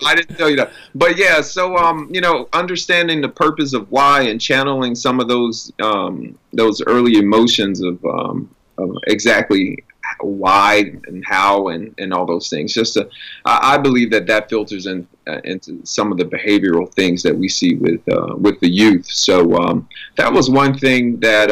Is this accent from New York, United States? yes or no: no; New Orleans, Louisiana, United States; growing up in New Orleans and in that environment, uh, we were all expected to sing and perform